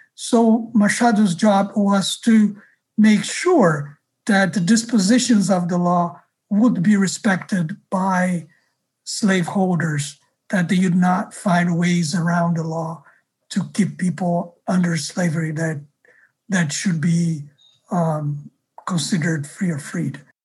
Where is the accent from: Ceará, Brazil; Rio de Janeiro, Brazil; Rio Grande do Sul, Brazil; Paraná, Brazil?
Rio de Janeiro, Brazil; moved away; I grew up in Rio